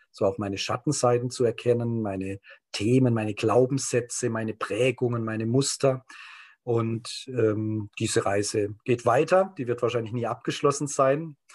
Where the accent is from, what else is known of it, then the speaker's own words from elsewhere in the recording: Germany; ich komme aus Deutschland, bin auch sehr stark geprägt durch den Krieg, so als Kriegsenkelkind